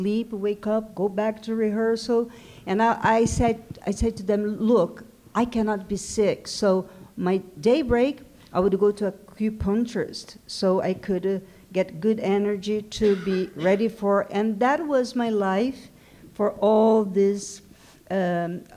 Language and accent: English; Brazil; first language Portuguese; English is a second language; moved away